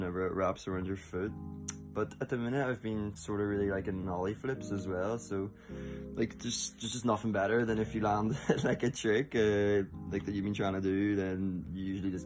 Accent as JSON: {"language": "English", "town": "Belfast", "region": "Northern Ireland", "country": "United Kingdom", "said": "I live in Belfast"}